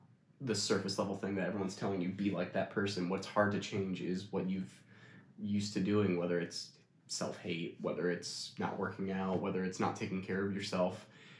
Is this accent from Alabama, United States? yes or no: no; Scottsville, New York, United States; also born or lived in Canada; It's Scottsville, New York, in Wheatland, Chilliwack.